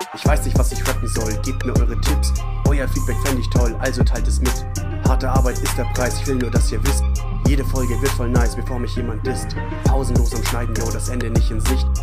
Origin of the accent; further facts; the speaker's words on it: Germany; als Deutscher